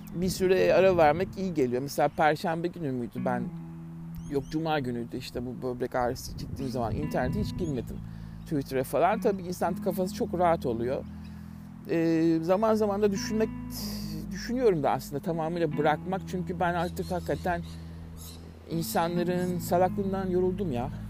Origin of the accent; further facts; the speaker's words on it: Turkey; moved away as an adult; bir Türk olarak